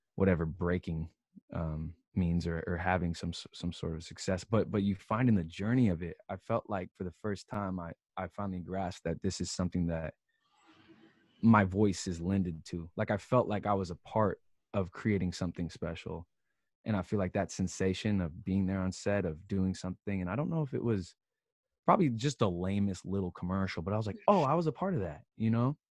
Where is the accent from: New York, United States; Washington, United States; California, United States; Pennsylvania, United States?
Washington, United States; Seattle; moved away as an adult; also born or lived in Philadelphia; now in Los Angeles, United States; so I'm from Seattle, and I went to Philadelphia to Temple University to study film.